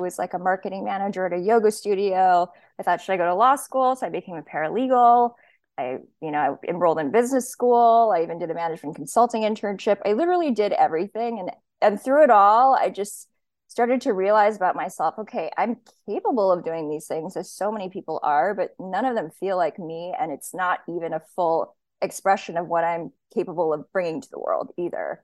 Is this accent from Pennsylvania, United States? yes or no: no; Hawaii, United States; moved away; I grew up in Hawaii. I was born and raised there